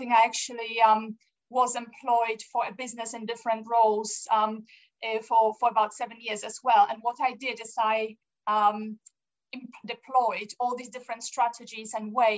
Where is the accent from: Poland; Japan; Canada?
Poland; also born or lived in Austria / France / Angola; now in United Kingdom; I was born in Poland. We emigrated to Austria